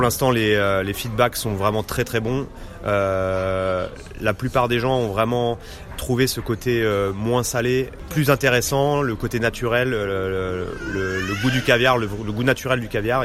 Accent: Normandy, France; moved away as an adult; now in London, United Kingdom; je viens de Normandie

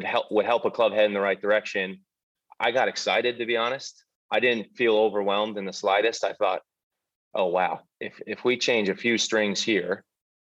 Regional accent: United States; moved away as an adult; now in United Kingdom; As an American

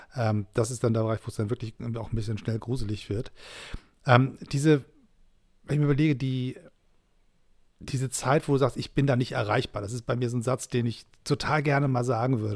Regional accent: Germany; als Deutscher

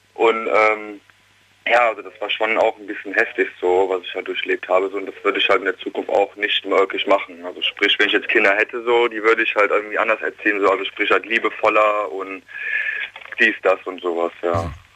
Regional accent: Königswinter, North Rhine-Westphalia, Germany; ich komme aus Königswinter

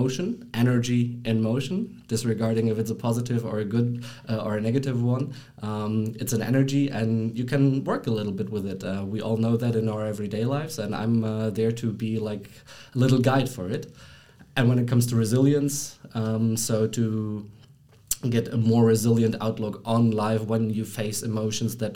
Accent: Germany; moved away as an adult; now in Brussels, Belgium; I'm born and raised in Germany

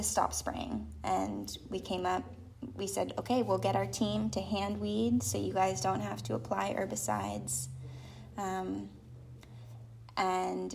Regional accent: Illinois, United States; moved away; I grew up in Illinois knowing, you know, monoculture, knowing crop duster plains

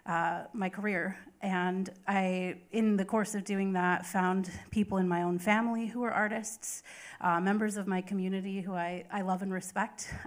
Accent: Fort Peck, northeastern Montana, United States; now in Oklahoma, United States; I am Assiniboine from the Fort Peck Assiniboine and Sioux Tribes in northeastern Montana

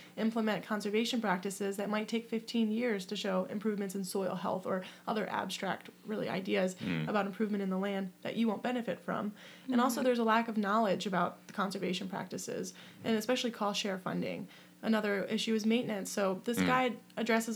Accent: Worton, Eastern Shore, Maryland, United States; I grew up in Wharton, Maryland on the Eastern Shore.

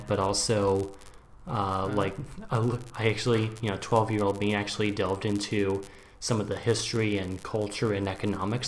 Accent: Portland, Oregon, United States; moved away as an adult; also born or lived in Maryland, United States / Washington, D.C. area, United States; now in Berlin, Germany; when I was 8, you know, I grew up in, you know, from then on, I grew up in Portland, Oregon on the West Coast

